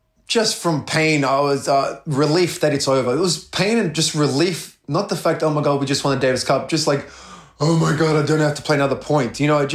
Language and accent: English; Melbourne, Victoria, Australia; playing at a home in front of Melbourne, my hometown, born and raised in Melbourne